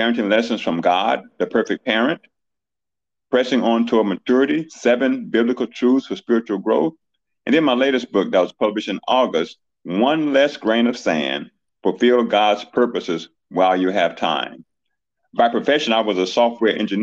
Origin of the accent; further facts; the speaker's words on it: Chicago, Illinois, United States; now in Houston, United States; I was born and raised in Chicago, Illinois